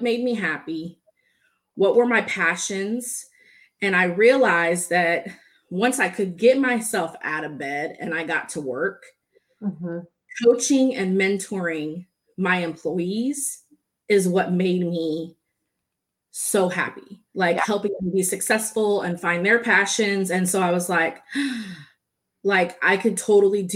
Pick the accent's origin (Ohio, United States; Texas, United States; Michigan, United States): Texas, United States; Dallas; also born or lived in San Diego, California; I was born in San Diego, California, but I have pretty much been raised in Texas, Dallas area. So I'm a Texan